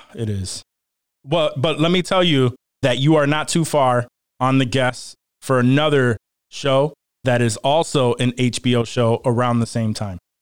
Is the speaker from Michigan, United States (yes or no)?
no; Rochester, New York, United States; I am from Rochester, New York, and I've been here my entire life